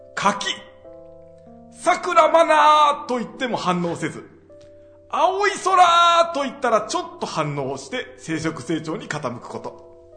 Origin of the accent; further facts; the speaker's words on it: Kansai, Japan; accent: Kansai dialect; 僕ら関西弁喋るから